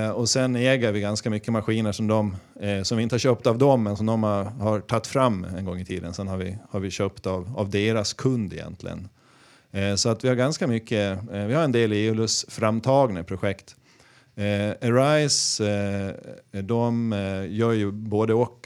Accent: Gotland, Sweden; Jag kommer från Gotland

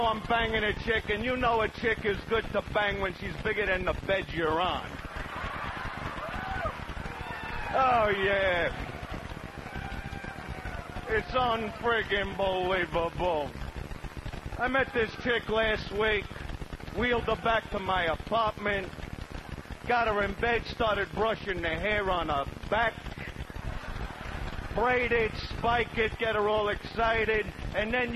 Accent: New York City, New York, United States; I was born in Brooklyn, Sheepshead Bay

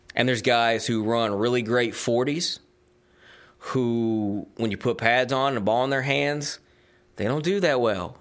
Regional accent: Georgia, United States; also born or lived in Tennessee / Knoxville, Tennessee; now in South Carolina, United States; I was born in Georgia, uh, lived in Tennessee for a good part of my life.

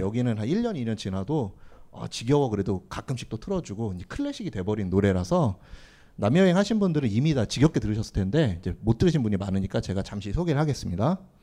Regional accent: South Korea; 나는 한국인이다. 소이 꼬레아노, 꼬레아노

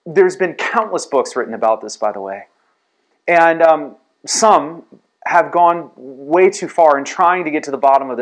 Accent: San Antonio, Texas, United States; growing up in San Antonio

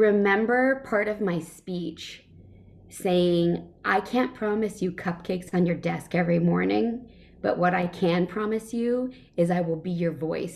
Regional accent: Northern California, United States; also born or lived in Nebraska; I came to California, Northern California, when I was 8, and then went to school in Southern California

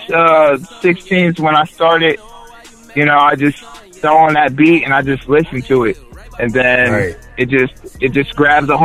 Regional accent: Delaware, Ohio, United States; now in Columbus, United States; originally I was from Delaware, Ohio, and everybody in Delaware knows me.

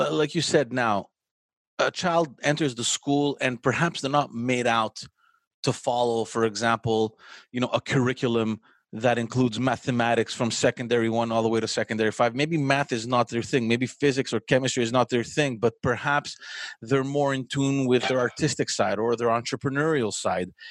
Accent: Montreal, Quebec, Canada; I grew up in Parkex

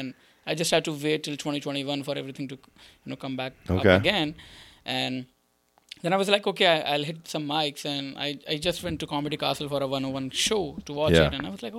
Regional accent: India; first language Sindhi; English is a second language; moved away as an adult; now in United States; I was doing it back in India. So I came to United States in 2018. So before that, I was doing it in India, but in a different language.

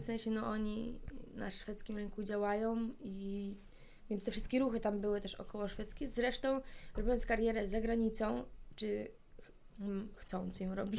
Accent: Poland; jestem z Polski

